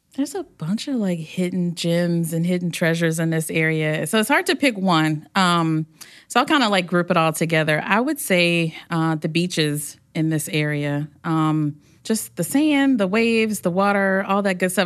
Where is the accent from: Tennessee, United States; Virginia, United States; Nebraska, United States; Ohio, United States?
Virginia, United States; Hampton; home is the Hampton Roads area. I grew up in Hampton